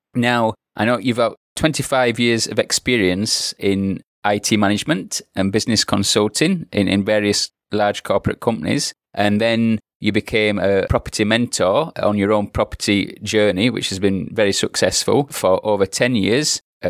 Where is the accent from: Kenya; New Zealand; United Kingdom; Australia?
United Kingdom; Yorkshire and the Humber; I'm from Yorkshire